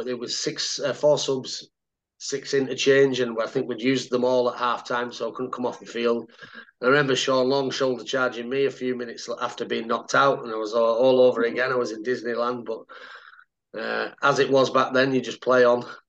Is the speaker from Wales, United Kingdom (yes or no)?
no; Cumbria, North West England, United Kingdom; moved away as an adult; also born or lived in Lancaster / Sheffield / Wakefield; I was born in Lancas Lancaster. So I'm a Lancastrian at birth. Uh, but I lived in Cumbria till I was 18